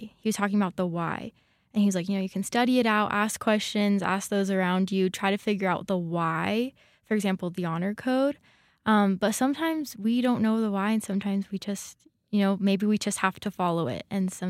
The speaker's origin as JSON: {"language": "English", "country": "United States", "tie": "born or raised there", "said": "I mean, I grew up in the United States and everything, but I'm a first generation college student."}